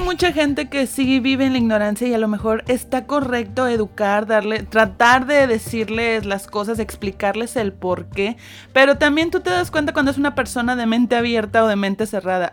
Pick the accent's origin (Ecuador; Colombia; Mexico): Mexico; orgullosa de ser mexicana